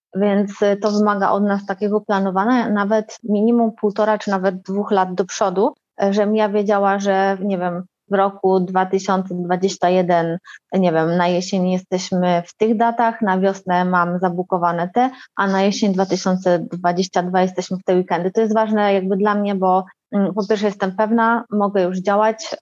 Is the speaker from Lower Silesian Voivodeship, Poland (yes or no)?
no; Warsaw, Masovian Voivodeship, Poland; jestem z Warszawy, mieszkam w Warszawie